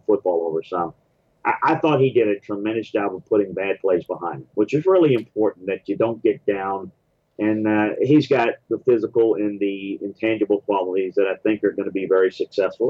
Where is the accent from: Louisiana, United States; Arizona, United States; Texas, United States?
Louisiana, United States; moved away as an adult; also born or lived in Cleveland / Houston / Tennessee; I moved back in the early 2000s when my dad got sick and um, and it just back home to Louisiana